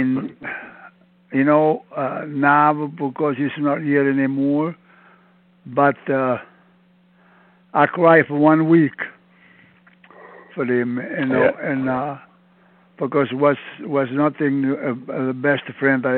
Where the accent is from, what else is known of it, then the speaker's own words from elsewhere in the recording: Province of Campobasso, Molise, Italy; English is a second language; moved away as an adult; also born or lived in Montreal, Canada; I'm from Italy, in a little town, La Provincia Campo Bas